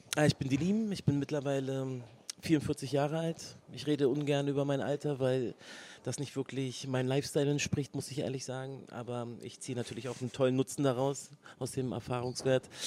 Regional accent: Berlin, Germany; Berlin ist the place to be, ist meine Heimat

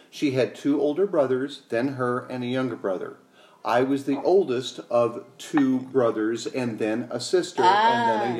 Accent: Arizona, United States; Moved here at the age of like 2 or 3. So as far as I'm able to remember, it was all Arizona.

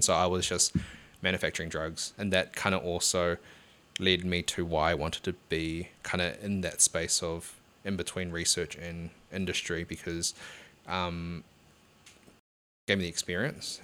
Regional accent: Hamilton, Waikato, New Zealand; I, I'm from Hamilton as well

